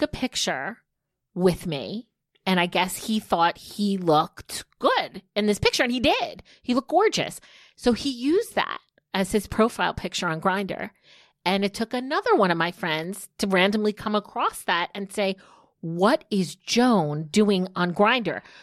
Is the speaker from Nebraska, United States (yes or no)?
no; New Jersey, United States; as a girl growing up in New Jersey